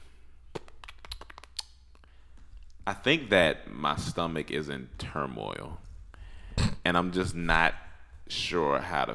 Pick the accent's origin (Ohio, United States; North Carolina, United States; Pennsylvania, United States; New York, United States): North Carolina, United States; it's my home state, so North Carolina